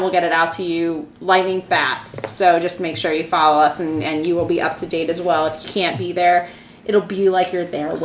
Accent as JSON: {"language": "English", "region": "East Coast", "country": "United States", "said": "I'm from the East Coast"}